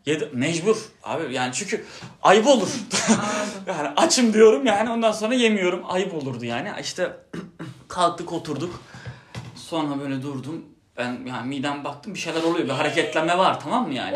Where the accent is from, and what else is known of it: Turkey